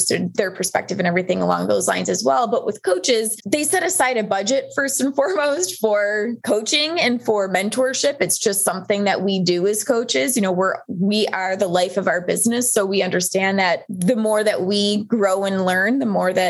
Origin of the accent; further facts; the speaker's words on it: Buffalo, New York, United States; moved away as an adult; also born or lived in Colorado; I'm originally from Buffalo, New York, and had moved to Colorado once I resigned from teaching